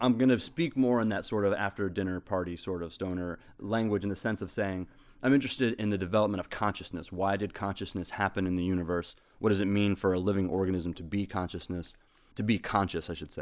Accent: Southern Ohio, United States; now in Hawaii, United States; I grew up in Southern Ohio

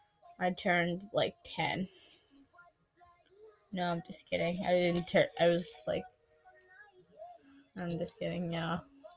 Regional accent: Russia; born there; also born or lived in Italy; But I was adopted in Italy. I was not born in Italy. I was born in Russia. Understand? I was born in Russia.

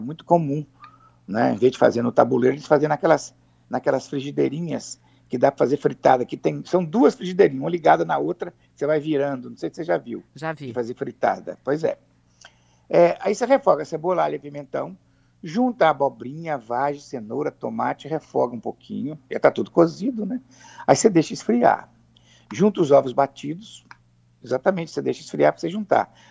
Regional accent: Alegre, Espírito Santo, Brazil; o Principado do Alegre, onde eu nasci e fui criado

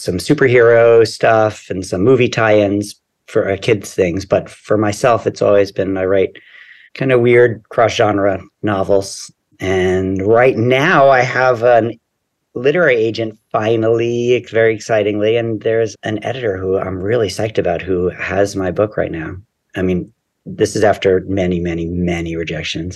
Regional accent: New York City, New York, United States; I grew up here in New York in deep Brooklyn by the beach.

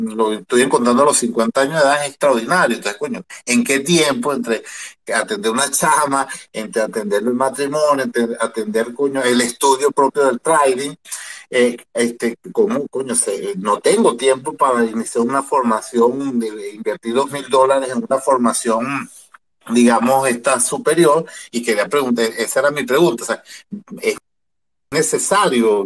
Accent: Venezuela; yo soy de Venezuela

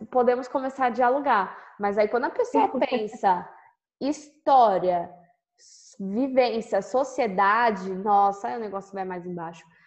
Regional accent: São Paulo, Brazil; eu sou de São Paulo

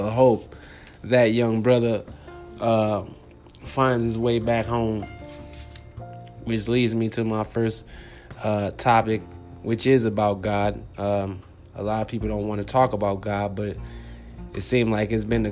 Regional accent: Compton, California, United States; now in Phoenix, United States; I'm originally from Los Angeles, California. Compton, to be exact

